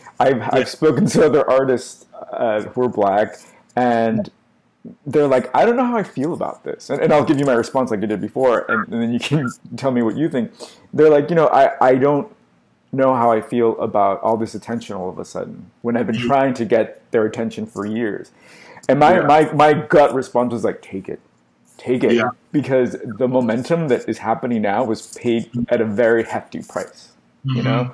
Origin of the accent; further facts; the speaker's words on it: United States; because we're American and we're like, we're hustling. We're supposed to hustle.